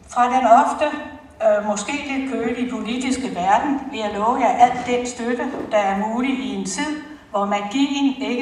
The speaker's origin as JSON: {"language": "Danish", "town": "Fredensborg", "region": "Capital Region of Denmark", "country": "Denmark", "tie": "born or raised there", "said": "Jeg er født her i Fredensborg for mange, mange år siden."}